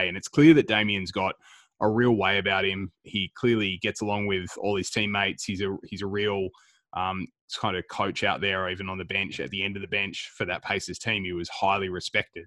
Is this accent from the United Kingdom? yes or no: no; Melbourne, Victoria, Australia; We're three guys from Melbourne